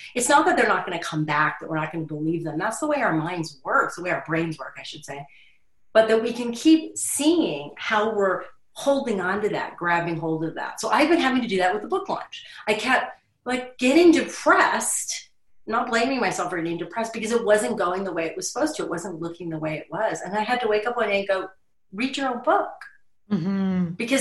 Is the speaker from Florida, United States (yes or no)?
yes; Florida, United States; I grew up in Florida